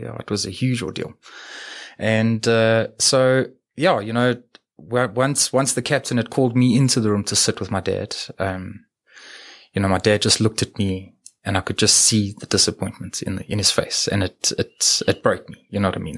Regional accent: Edenvale, Gauteng, South Africa; also born or lived in New Zealand; I was born in Edenvale

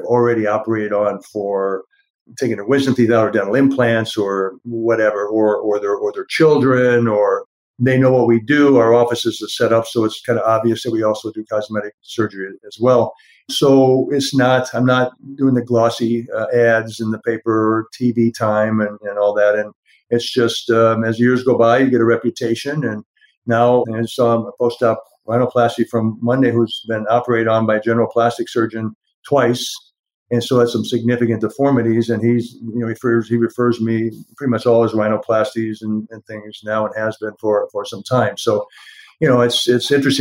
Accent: Ottawa, Illinois, United States; moved away; my hometown of Ottawa, Illinois

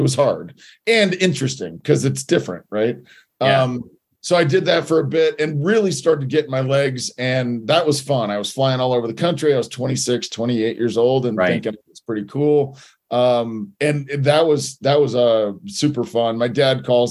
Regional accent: Indiana, United States; moved away; I grew up in Indiana, so Midwest right

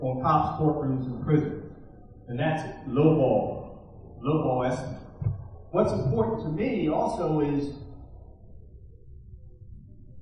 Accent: Baltimore, Maryland, United States; In Baltimore City, my hometown

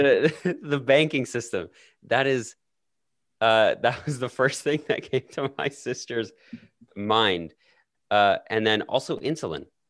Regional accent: Alberta, Canada; accent: Canadian; my Canadian accent actually gets stronger when I'm in the United States

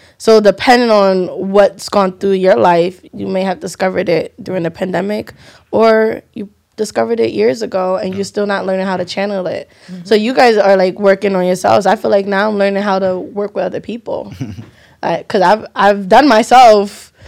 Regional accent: United States; especially us being Nigerian Americans, that it wasn't us hiding ourselves.

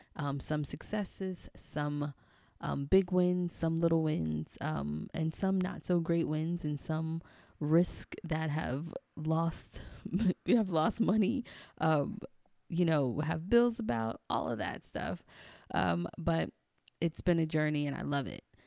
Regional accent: New York City, New York, United States; also born or lived in Maryland/D.C. area; now in Maryland, United States; growing up in Queens, I would always go to the number spot with my grandma

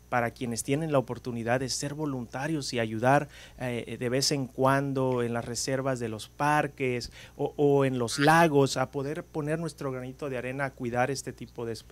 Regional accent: Mexico; Muchas de ellas de México, endémicas de México, lo cual nosotros como mexicanos deberíamos de ponernos

